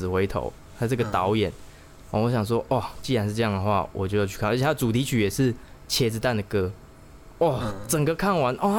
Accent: central-southern Taiwan, Taiwan; 我们中南部的人

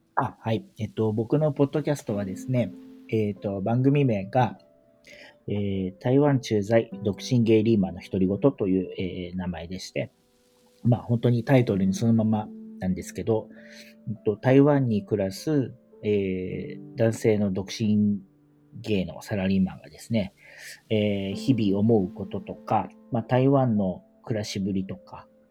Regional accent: Kanagawa, Japan; moved away as an adult; also born or lived in Tokyo, Japan; now in Taipei, Taiwan; 日本の神奈川で生まれて、で、大学卒業してから東京でずっと働いてたんですけど

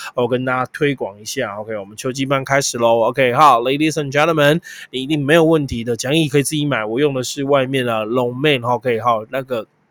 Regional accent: Taiwan; 我们台湾人认为超有建设

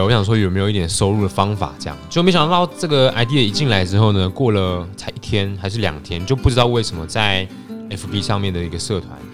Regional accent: Taiwan; moved away as an adult; now in Germany; 我小时候在上课的时候是很安静的

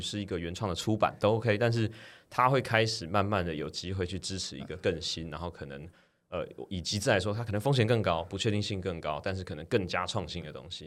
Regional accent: Taiwan; 终究我们身为台湾人

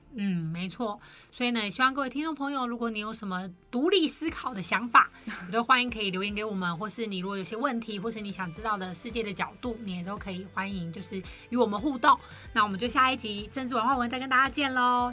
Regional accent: Taiwan; 我们台湾人

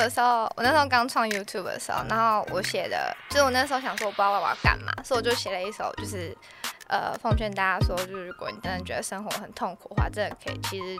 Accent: Taipei, Taiwan; 土生土长天龙人。

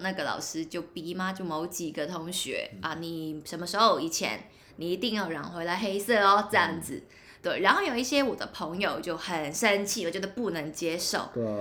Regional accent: Hong Kong; 我是香港人

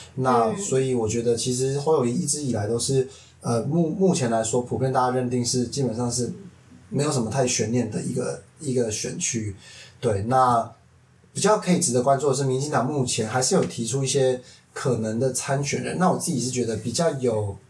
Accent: Taipei, Taiwan; 算是土生土长的台北人

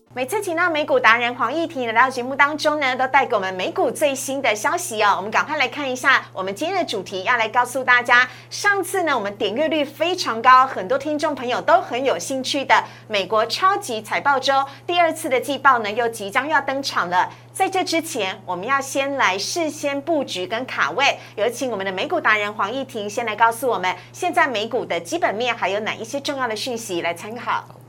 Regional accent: Taiwan; 我们台湾人

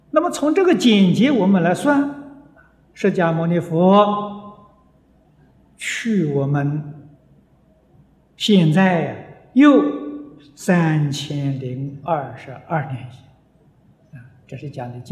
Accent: China; 歌利翻成中国的意思就是。很残忍的，很粗暴的，我们中国人讲暴君的

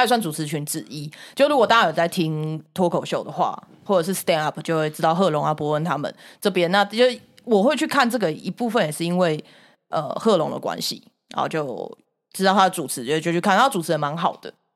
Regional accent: Taiwan; 我台湾那个时候以前小时候

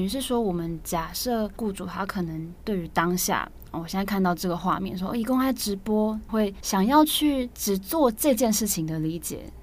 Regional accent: Taiwan; 身为台湾人

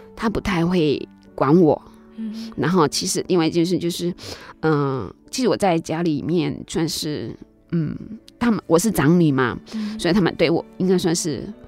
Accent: Kaohsiung, Taiwan; 我记得我那时候小时候是住在那个内门。 高雄内门，嗯哼。那是没有水，没有电，那个民国， 我出生， 我是五十五年次的嘛

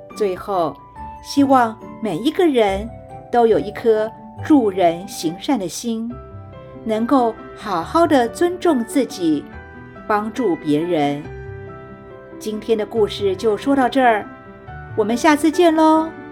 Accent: Taiwan; 我们台湾人才知道有这么一位多年来一直。默默行善的阿妈

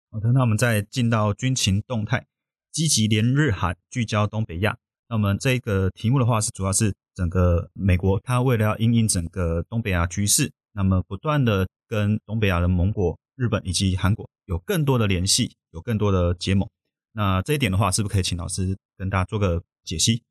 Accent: Taiwan; 我们台湾这边

